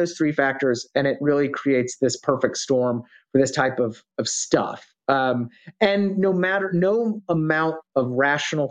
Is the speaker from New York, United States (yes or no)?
no; Dallas, Texas, United States; I grew up in Dallas